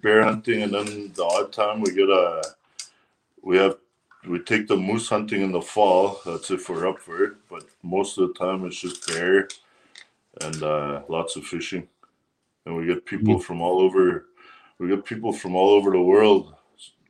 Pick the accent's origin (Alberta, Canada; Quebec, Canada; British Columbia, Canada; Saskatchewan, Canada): Saskatchewan, Canada; La Loche; from La Loche, born and raised here and raised in La Loche